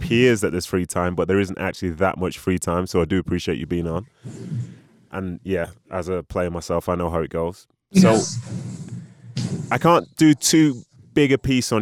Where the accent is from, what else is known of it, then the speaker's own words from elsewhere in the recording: Nigeria; I was born in Nigeria